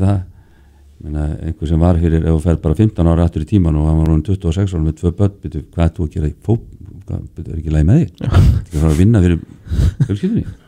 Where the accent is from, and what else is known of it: Iceland